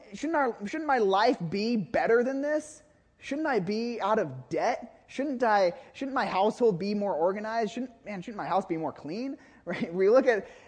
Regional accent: Woodinville, Washington, United States; moved away; also born or lived in Nicaragua; when I was growing up in Woodinville, before I moved to Nicaragua

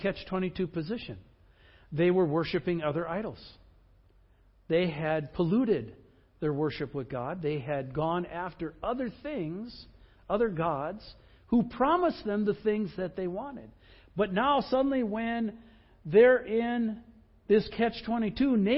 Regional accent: Midwest, United States; I grew up in the Midwest

